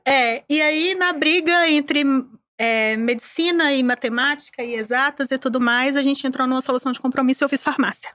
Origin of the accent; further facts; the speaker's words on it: Caraí, Minas Gerais, Brazil; eu sou mineira, sou de uma cidade do interior. É, a minha cidade fica no Vale do Jequitinhonha, chama Caraí, tem 20 mil habitantes